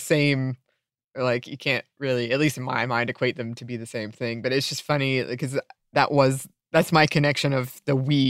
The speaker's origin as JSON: {"language": "English", "region": "the South", "country": "United States", "tie": "born or raised there", "said": "growing up in the South, I don't know if you've ever had this experience, but dandelions weren't really a problem, but kudzu."}